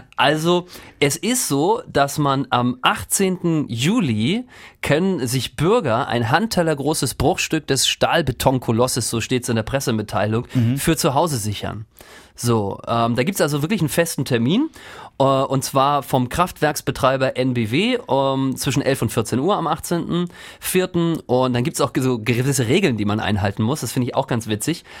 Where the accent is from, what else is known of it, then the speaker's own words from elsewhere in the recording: Rostock, Mecklenburg-Vorpommern, Germany; habe die WM im Wohnzimmer meiner Eltern geguckt und zwar äh, in Rostock, Lüttenklein, in einem Hochhaus haben wir damals gewohnt